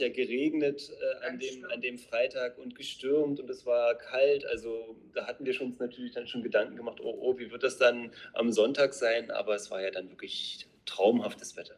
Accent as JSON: {"language": "German", "region": "Brandenburg", "country": "Germany", "also_born_or_lived": "Neuzelle", "said": "wir beide kommen aus Brandenburg. Wir wohnen in Neuzelle"}